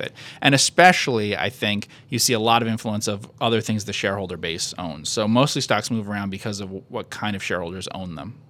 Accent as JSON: {"language": "English", "country": "United States", "said": "I'm an American"}